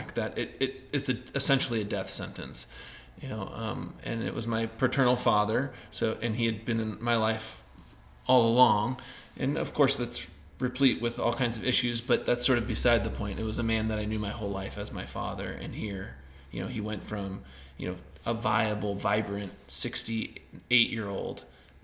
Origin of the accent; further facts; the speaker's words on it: Northern California, United States; moved away; also born or lived in Idaho; the property that we grew up in Northern California